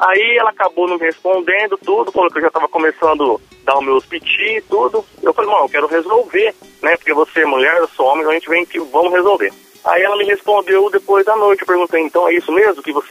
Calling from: Catanduva, São Paulo, Brazil; Eu falo de Catanduva, São Paulo.

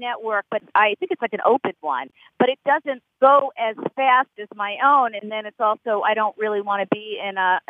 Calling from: Boston, Massachusetts, United States; I'm calling from Boston.

